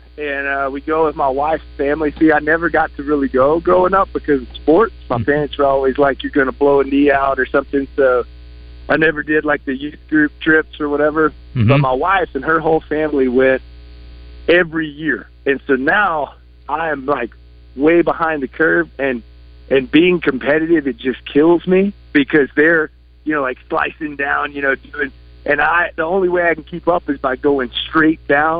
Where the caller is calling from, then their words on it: Colorado Springs, Colorado, United States; I'm calling from Mountain Time out here in Colorado Springs.